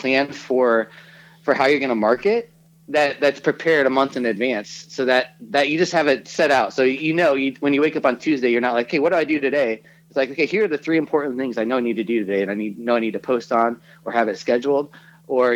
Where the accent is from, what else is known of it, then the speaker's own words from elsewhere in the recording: Kansas City, United States; moved away; I grew up in Kansas City. That's our home.